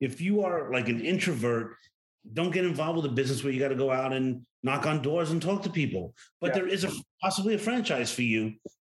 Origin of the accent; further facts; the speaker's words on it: New York City, New York, United States; I was born and raised in New York City.